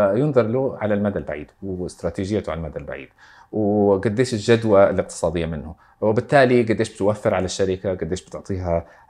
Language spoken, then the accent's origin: Arabic; Saudi Arabia; عندنا في السعوديه